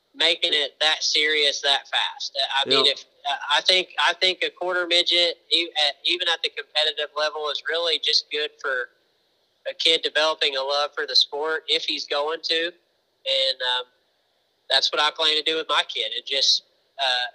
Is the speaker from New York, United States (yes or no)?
no; Missouri, United States; now in Indianapolis, United States; I'm from Missouri originally and live in Indy now